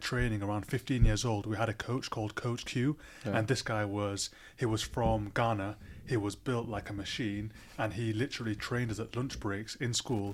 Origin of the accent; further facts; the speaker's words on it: Libya; now in United Kingdom; we come from a country called Libya. It's in North Africa